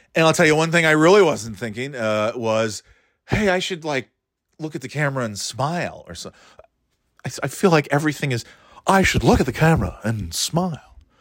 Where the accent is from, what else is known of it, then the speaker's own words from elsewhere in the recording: United States; A few hours from here in New Hampshire. Uh, you know, Greater Boston area.